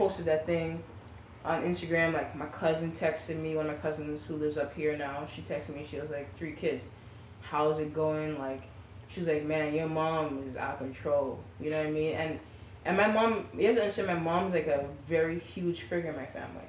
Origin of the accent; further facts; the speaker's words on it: United States; also born or lived in Trinidad; I'm American.